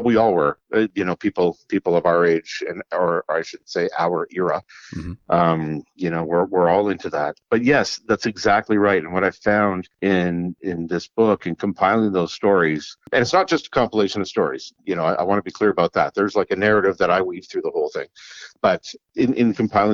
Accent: Kapuskasing, Ontario, Canada; moved away; also born or lived in Sudbury; my hometown of Kapuskasing

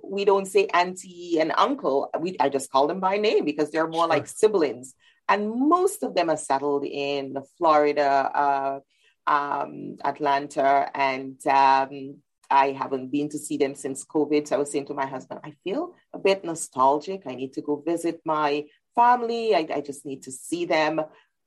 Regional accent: Dominica; moved away as an adult; now in Canada; I grew up in the beautiful little island of Dominica in the Eastern Caribbean Sea. And when I came to Canada at 19 for university

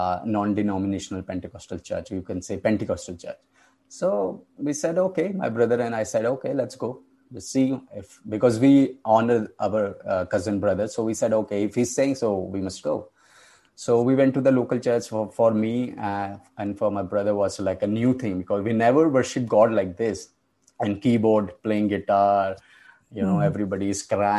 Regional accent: India; I come from India.

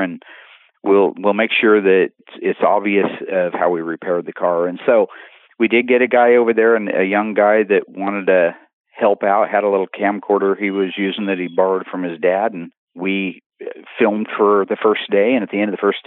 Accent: Springfield, Oregon, United States; born and raised in Springfield, Oregon, lived on 14th Street

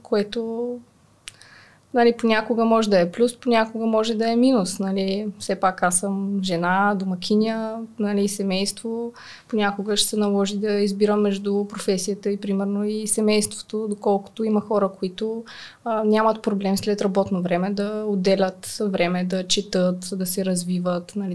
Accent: Smolyan, Smolyan Province, Bulgaria; moved away as an adult; now in Sofia, Bulgaria; аз съм от Смолян, израснала съм в Смолян, учила съм в Смолян и в последствие дойдох в София за висшето си образование и така и си останах в, в София

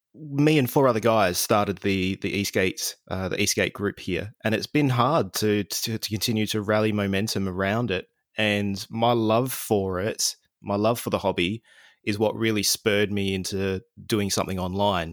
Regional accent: Adelaide, South Australia, Australia; here in Adelaide, in my hometown

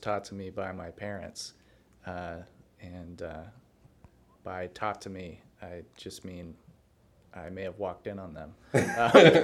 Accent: San Antonio, Texas, United States; I grew up in San Antonio, Texas, and I got called Weddo a lot

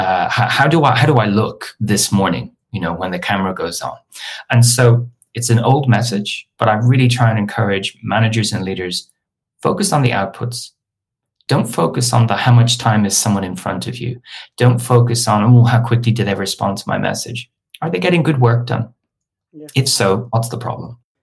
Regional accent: Dublin, Leinster, Ireland; moved away as an adult; now in London, United Kingdom; I'm originally from Dublin and I came to London for one year to do my master's. And 20 years later, I'm, I'm still here.

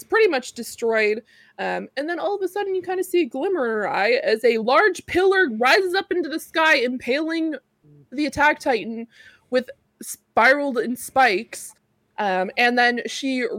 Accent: Canada; I'm Canadian.

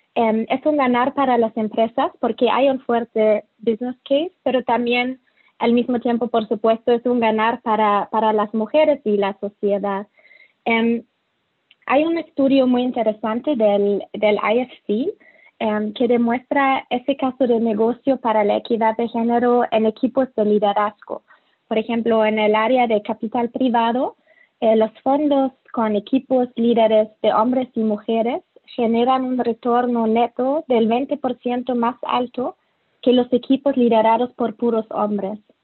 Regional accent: Germany; Spanish is a second language; moved away; also born or lived in Mexico City, Mexico / Latin America; soy alemana

